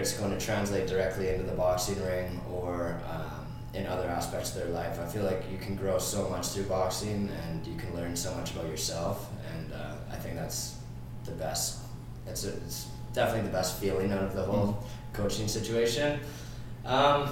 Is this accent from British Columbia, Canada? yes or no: yes; North Vancouver, British Columbia, Canada; I'm from North Vancouver, British Columbia, Canada.